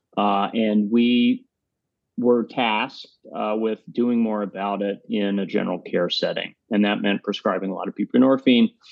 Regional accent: Tennessee, United States; moved away as an adult; now in New York City, United States; I grew up in Tennessee

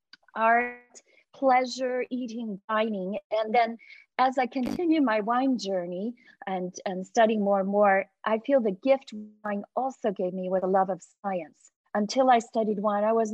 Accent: Sonoma County, California, United States; moved away as an adult; now in Hong Kong; I grew up in Sonoma County, and of course we have beautiful wineries

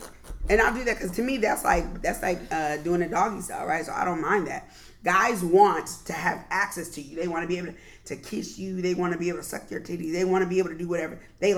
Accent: Southern California, United States; I grew up in Southern California

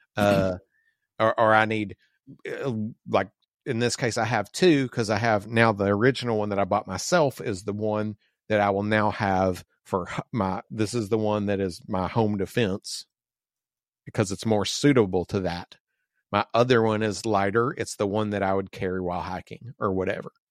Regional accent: the South, United States; moved away; we grew up in the South and sorta like we got used to o, owning and shooting guns

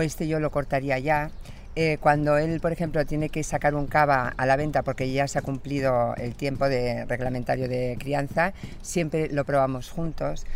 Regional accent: Pamplona, Navarre, Spain; mi origen es navarro, soy de Pamplona

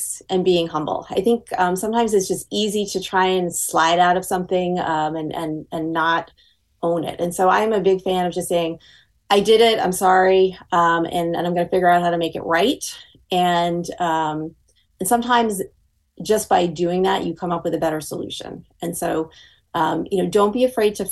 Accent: New York, United States; I am from New York

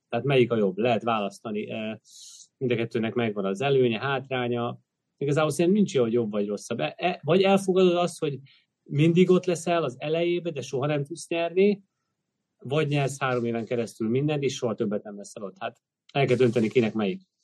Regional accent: Hungary

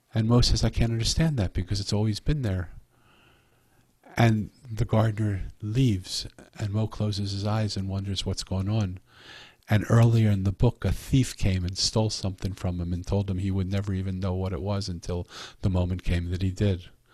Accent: Philadelphia, Pennsylvania, United States; I'm from Philadelphia

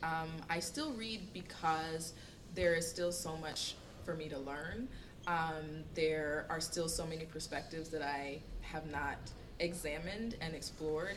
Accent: near Eatonville, Florida, United States; now in New York, United States; I am from Florida. I am from not far from Eatonville.

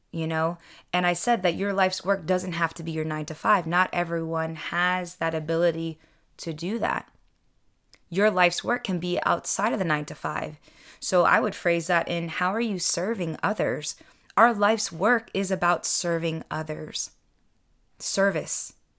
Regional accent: United States; I'm second generation Filipino American. I was born here in the States, and I don't speak the native language

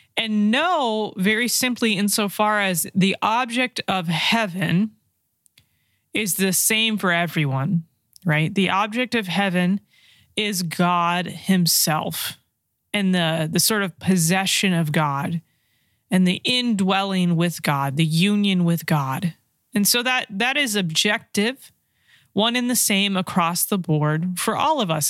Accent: California, United States; I am from California

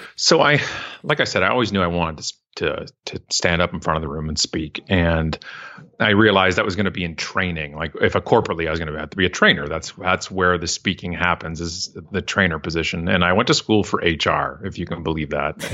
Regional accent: Canada; I'm so proud to be Canadian

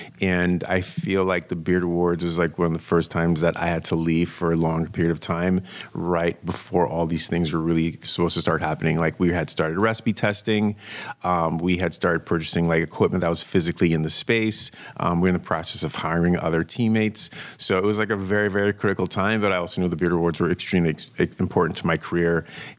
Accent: New York City, New York, United States; moved away as an adult; also born or lived in Brooklyn, New York; now in West Coast, United States; I was born in Brooklyn, raised in Queens.

